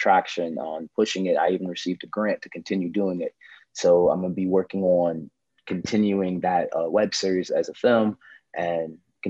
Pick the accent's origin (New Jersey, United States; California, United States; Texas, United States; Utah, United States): New Jersey, United States; Newark; It's dope that we all from Newark, because I'm from Newark too. I'm a Newark, New Jersey actor, model, filmmaker.